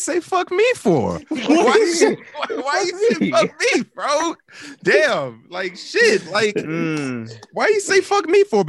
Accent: Cleveland, Ohio, United States; we're from Cleveland.

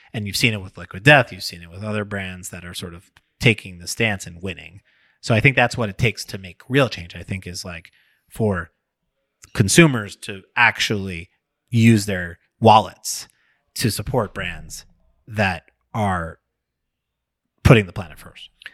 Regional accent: New York, United States; I'm from New York.

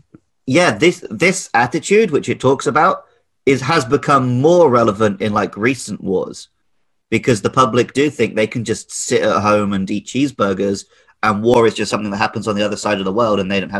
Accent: United Kingdom; because I grew up in the West

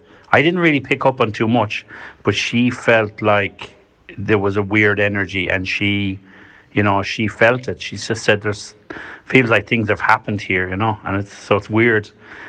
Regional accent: Carrafin, County Galway, Ireland; because I'm from Carrafin, but obviously I was living in Athenry for a few years.

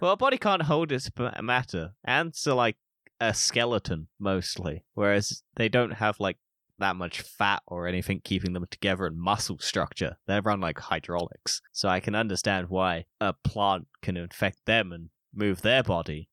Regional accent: United Kingdom; I'm British

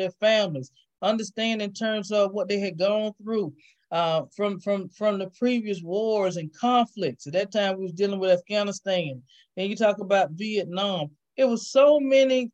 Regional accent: Valdosta, Georgia, United States; I'm from Valdosta, Georgia, born and raised

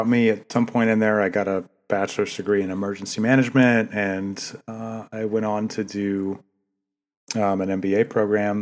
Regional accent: Maine, United States; moved away; I grew up in Maine.

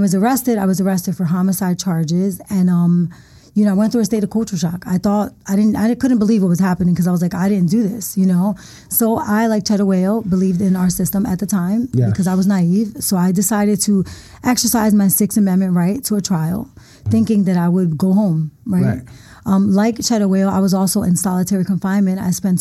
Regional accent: Philadelphia, Pennsylvania, United States; I'm from the Badlands, North Philadelphia

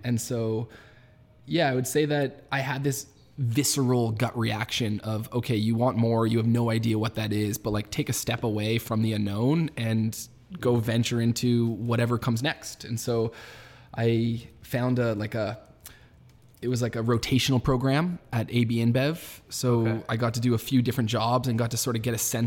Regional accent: Toronto, Ontario, Canada; born and raised in Toronto

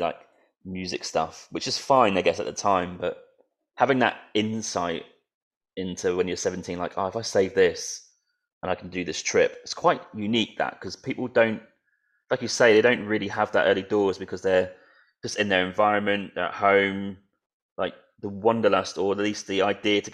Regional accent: Norwich, East of England, United Kingdom; I'm from Norwich, I call it east

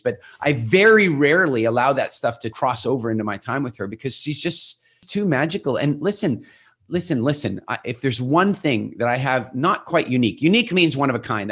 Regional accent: South Africa; moved away; also born or lived in England; we're originally from South Africa

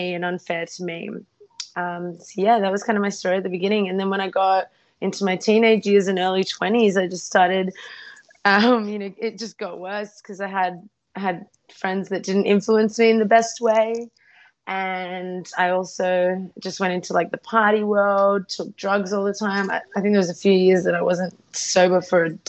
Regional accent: Australia; also born or lived in Ukraine; I was about 3 years old. She was just, born. And we moved to Australia to start a new life

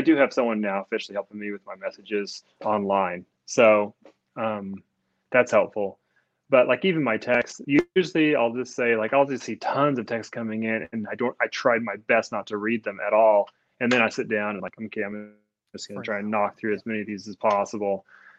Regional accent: China; And I am from China.

